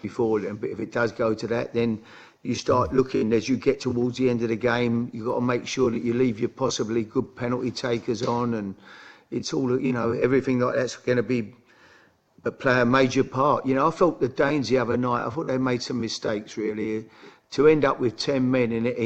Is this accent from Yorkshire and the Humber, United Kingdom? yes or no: no; London, United Kingdom; I'm from the East End